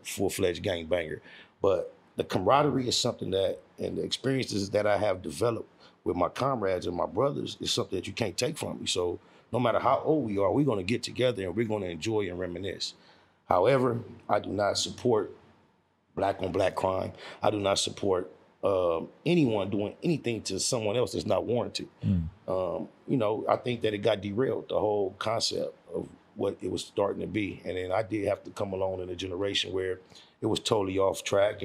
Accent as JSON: {"language": "English", "town": "Compton", "region": "California", "country": "United States", "tie": "born or raised there", "also_born_or_lived": "Watts, Los Angeles", "said": "I'm actually from Compton, California, as far as my birth certificate is concerned. Born in the town of Compton. So I've been an actual resident of Compton all my life."}